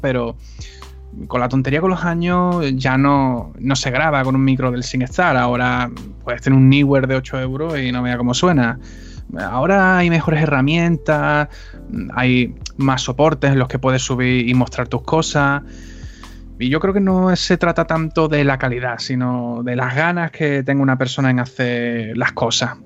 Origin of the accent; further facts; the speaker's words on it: Cádiz, Andalusia, Spain; soy de Cádiz